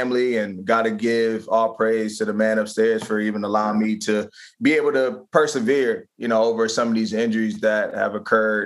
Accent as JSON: {"language": "English", "area": "Prince George's County", "region": "Maryland", "country": "United States", "tie": "born or raised there", "moved": "as an adult", "lives_now": "Philadelphia, United States", "said": "my hometown a lot more back in PG County, Maryland"}